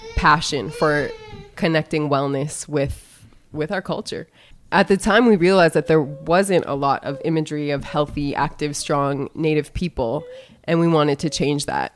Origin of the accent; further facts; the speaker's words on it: North Dakota, United States; moved away as an adult; also born or lived in East Coast; now in Phoenix, United States; I was born and raised in the area that is now known as North Dakota